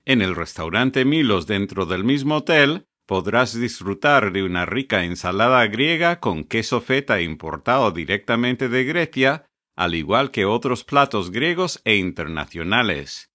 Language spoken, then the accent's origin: Spanish; Connecticut, United States; moved away as an adult; now in South Florida, United States; yo soy de Connecticut, pero llevo un par de décadas aquí en el sur de la Florida